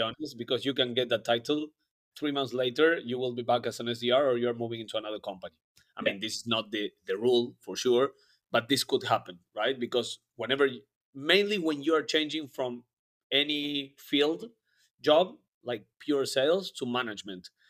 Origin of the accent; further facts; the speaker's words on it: Argentina; moved away; I am from Argentina originally